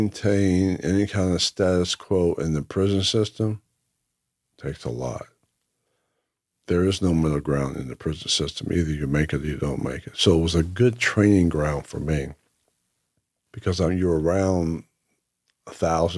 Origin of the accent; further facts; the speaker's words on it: Whitesboro, New Jersey, United States; growing up in Whitesboro